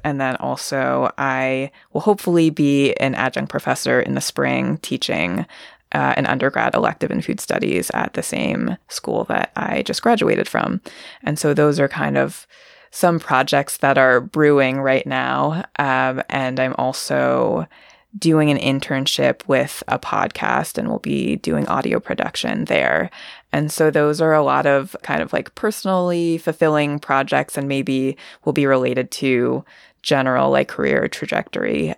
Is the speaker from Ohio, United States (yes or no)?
no; Vermont, United States; also born or lived in China; So I was born in China and raised in the US. I was adopted by two white parents, and I grew up in the Northeast US in Vermont.